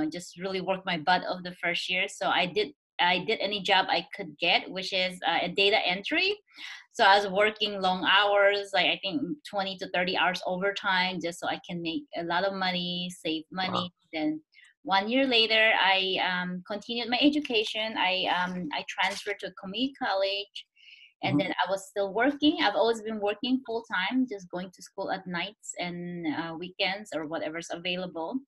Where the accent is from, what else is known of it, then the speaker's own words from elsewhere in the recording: Philippines; moved away as an adult; now in Silicon Valley, United States; I'm Chinese, born and raised in the Philippines